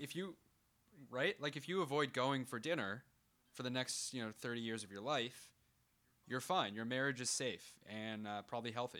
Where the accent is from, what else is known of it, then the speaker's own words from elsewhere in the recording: Canada; we're Canadian, we don't have too many different accents